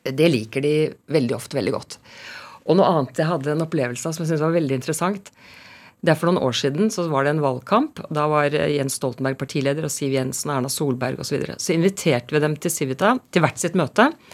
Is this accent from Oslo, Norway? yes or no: yes; Oslo, Norway; also born or lived in Harstad; Jeg er født i Harstad, ja. men jeg kom eh, til eh, Oslo eh, som tre-fireåring, og jeg snakket jo da nordlending, men den dialekten ble mobbet av meg i rekordfart